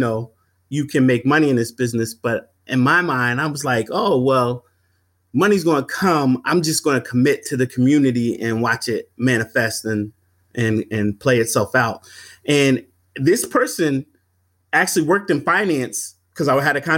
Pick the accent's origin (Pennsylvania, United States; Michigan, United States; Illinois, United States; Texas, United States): Pennsylvania, United States; Philadelphia; moved away; my hometown of Philadelphia